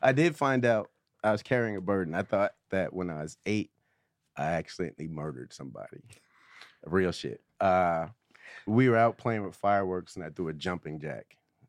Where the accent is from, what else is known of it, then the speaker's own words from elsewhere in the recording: New York, United States; I'm from New York.